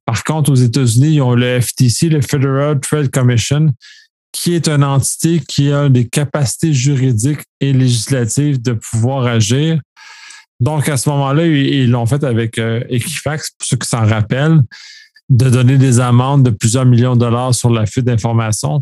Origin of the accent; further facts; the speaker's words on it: Quebec, Canada; en tant que Québécois